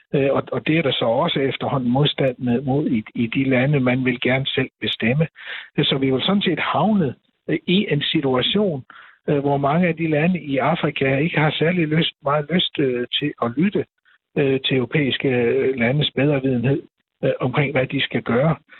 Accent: Denmark

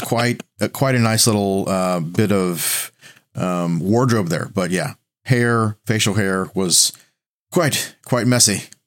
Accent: the Bible Belt, United States; I'm from the Bible Belt

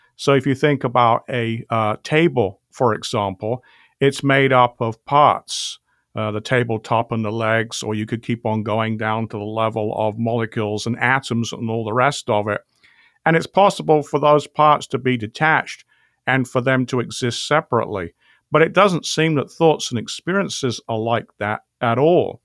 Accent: England, United Kingdom; accent: British; I grew up in England

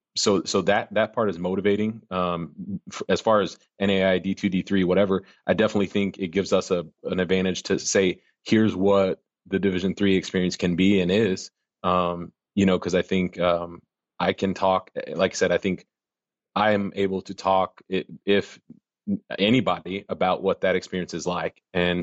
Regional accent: Arkansas, United States; And now we just got to, and I'm from Arkansas, right? So don't kid yourself.

